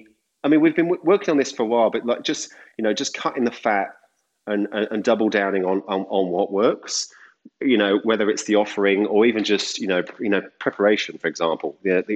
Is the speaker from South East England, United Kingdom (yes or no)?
yes; Deal, South East England, United Kingdom; I was washing up in a little seafood restaurant in my hometown, which is Deal in the UK